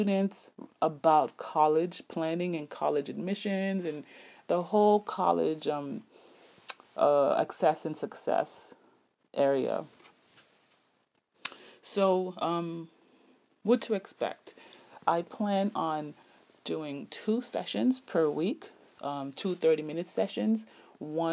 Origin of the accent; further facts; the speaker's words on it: South Miami, Florida, United States; my background as an immigrant growing up in South Miami